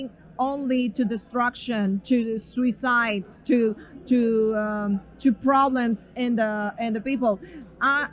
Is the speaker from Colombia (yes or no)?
yes; Colombia; now in United States; I came from Colombia